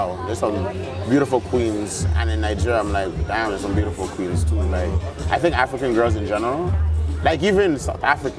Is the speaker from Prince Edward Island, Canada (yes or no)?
no; Toronto, Ontario, Canada; since I was born and raised in Toronto, obviously we have a lot of Jamaicans, so like Patois was a natural part of it.